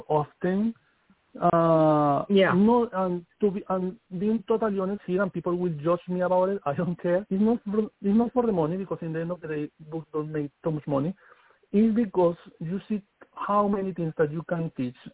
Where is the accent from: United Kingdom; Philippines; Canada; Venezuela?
Venezuela; English is a second language; moved away as an adult; also born or lived in Wayuu (ancestry); now in New York City, United States; I come from the Wayuu tribe. I born in Amazon.